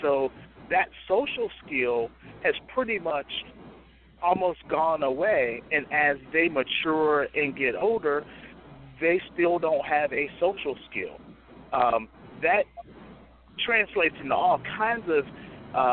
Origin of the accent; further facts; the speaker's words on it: Chicago, Illinois, United States; now in Phoebus, United States; I grew up in Chicago, we could walk everywhere, 2, 3, 4, 10 blocks.